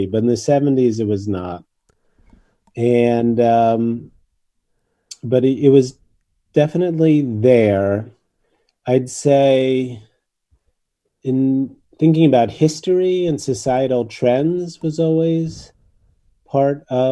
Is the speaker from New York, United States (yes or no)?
yes; New York, United States; moved away; also born or lived in Japan; I grew up in New York in the 60s